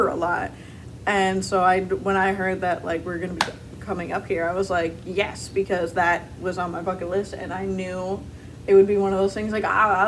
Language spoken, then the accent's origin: English; New England, Connecticut, United States; even though I'm Connecticut, not Massachusetts